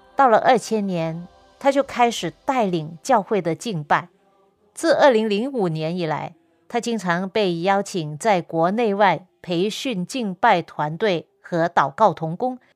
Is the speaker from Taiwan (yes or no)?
no; Guangdong, China; 因为我是广东人